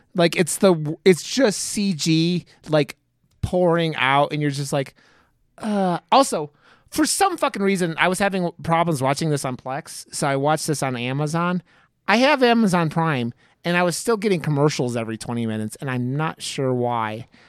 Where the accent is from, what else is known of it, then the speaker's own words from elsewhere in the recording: Cleveland, Ohio, United States; now in Denver, United States; I live in Denver, and I grew up in Cleveland